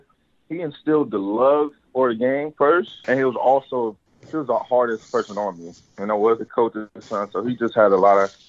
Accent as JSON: {"language": "English", "town": "Tyler", "region": "Texas", "country": "United States", "moved": "yes", "said": "I'm actually from Tyler, Texas"}